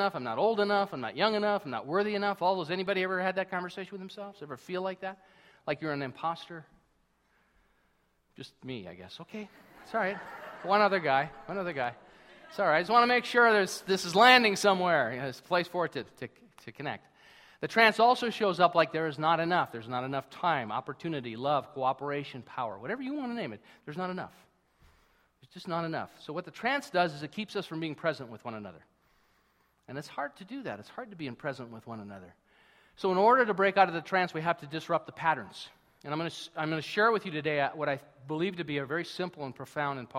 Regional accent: United States; now in Canada; being American

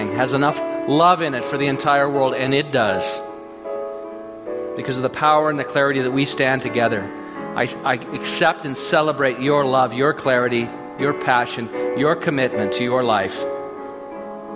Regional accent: Minnesota, United States; moved away; I grew up in Minnesota

